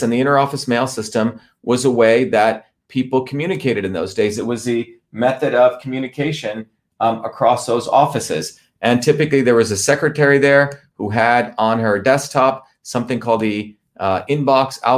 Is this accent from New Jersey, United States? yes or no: yes; Newark, New Jersey, United States; also born or lived in Bombay, India / South India; my family came here when I was 7 years old. I grew up in New Jersey.